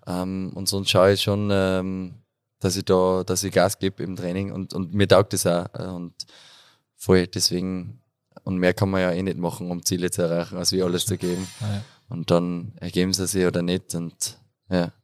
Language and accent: German; Unterach am Attersee, Upper Austria, Austria; moved away as an adult; also born or lived in Enns / Amstetten / Vienna / Klagenfurt; komme aus Unterach am Attersee. Ich nenne es immer so den äh, schönsten Ort der Welt.